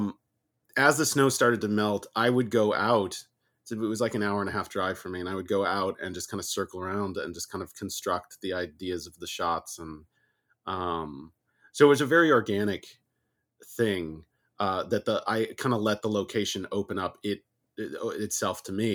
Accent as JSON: {"language": "English", "region": "California", "country": "United States", "said": "I'm from California too"}